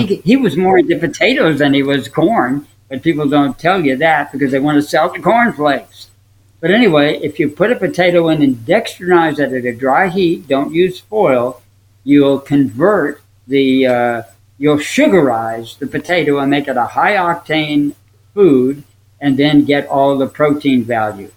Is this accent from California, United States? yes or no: no; Upper Saddle River, New Jersey, United States; when I was raised in New Jersey, in Upper Saddle River, New Jersey